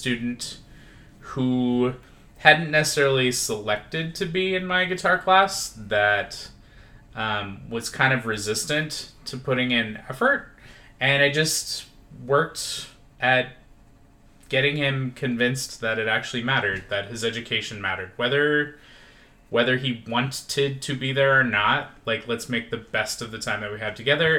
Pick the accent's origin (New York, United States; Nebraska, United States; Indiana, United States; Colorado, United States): Nebraska, United States; Lincoln; moved away as an adult; now in Las Vegas, United States; I'm originally from Lincoln, Nebraska. Did my education there, and then moved out here at the age of 22